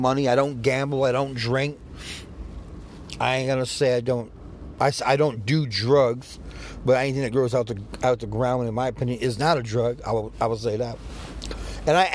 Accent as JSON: {"language": "English", "region": "New York", "country": "United States", "said": "all my friends had Jordans growing up. I'm from New York"}